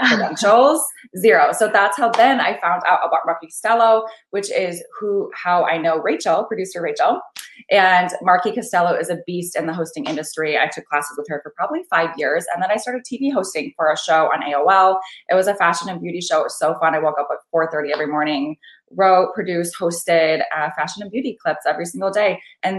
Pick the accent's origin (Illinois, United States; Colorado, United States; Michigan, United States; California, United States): Michigan, United States; I was raised on a farm in like the smallest town in Michigan, basically right here, one stoplight